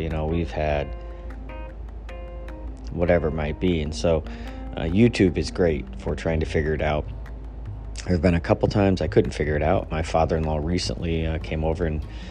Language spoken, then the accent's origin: English; Midwest, United States; also born or lived in Northeast United States; now in Northeast, United States; Where I grew up out in the Midwest